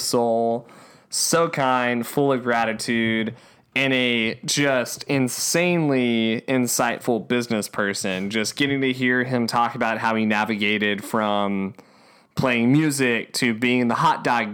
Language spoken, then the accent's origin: English; Andrews, Texas, United States; our hometown, Andrews